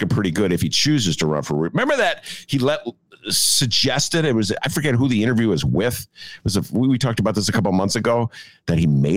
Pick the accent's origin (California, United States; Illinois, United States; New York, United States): Illinois, United States; Chicago; I'm a Chicagoan